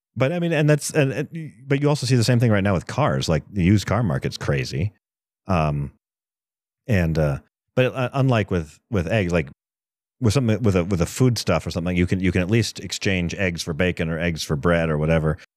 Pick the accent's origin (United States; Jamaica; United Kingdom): United States; East Coast; now in Colorado, United States; I grew up on the East Coast